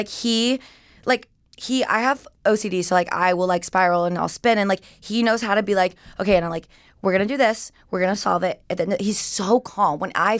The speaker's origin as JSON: {"language": "English", "region": "Georgia", "country": "United States", "tie": "born or raised there", "moved": "yes", "said": "I grew up in Georgia. Mm-hmm. I always like tell people like Atlanta, but it's like 20, 30 minutes north of Atlanta."}